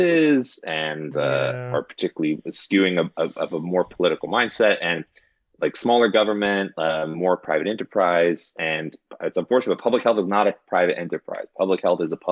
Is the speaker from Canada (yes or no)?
yes; Montreal, Quebec, Canada; now in New York, United States; the value system that I was raised in Montreal.